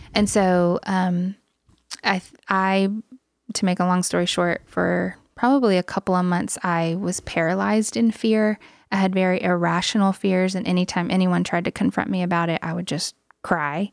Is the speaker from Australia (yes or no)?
no; Louisiana, United States; moved away; I am Native American, part of the, part of the Cacheta tribe of Louisiana